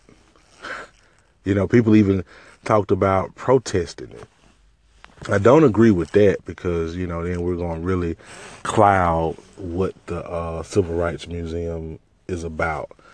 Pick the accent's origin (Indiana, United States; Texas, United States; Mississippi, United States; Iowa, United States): Mississippi, United States; I'm from Mississippi